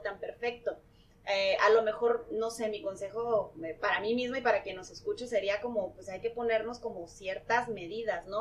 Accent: Tijuana, Baja California, Mexico; nací aquí en Tijuana, tengo 34 años

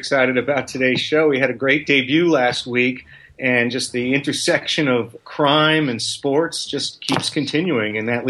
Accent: New York, United States; moved away as an adult; now in Broward County, Florida, United States; today from my law office in Broward County on Broward Boulevard. So, you know, Norm, I'm a New York native who moved to Florida 15 years ago

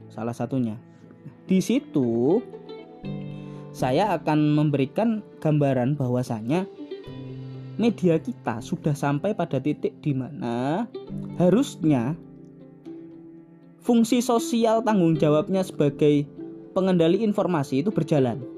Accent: Java, Indonesia; dulu saya sebagai orang Jawa tidak tahu informasi apapun yang ada di Aceh saya sebagai orang Jawa waktu saya dulu waktu kecil waktu umur-umur 10 tahun

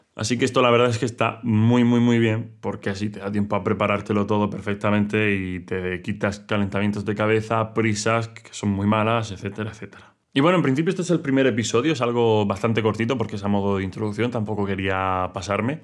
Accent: Region of Murcia, Spain; soy murciano

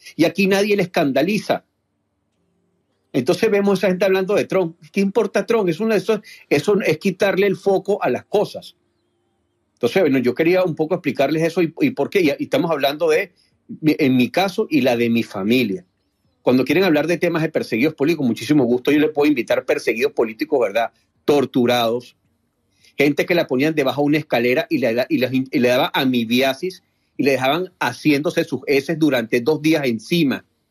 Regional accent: Venezuela; lo voy a hablar desde como, como venezolano

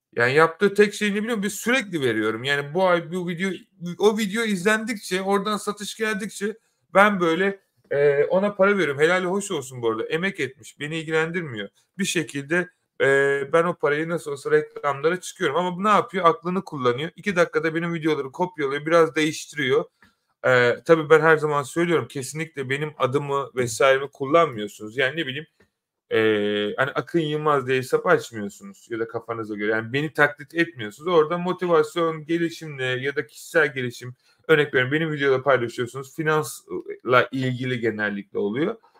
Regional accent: Turkey; now in London, United Kingdom; ben de Türkiye'de doğdum

